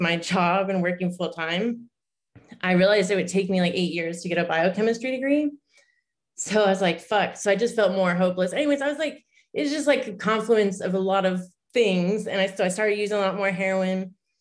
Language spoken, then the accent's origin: English; Alaska, United States; moved away as an adult; now in Phoenix, United States; been in Arizona almost as long as I spent growing up in Alaska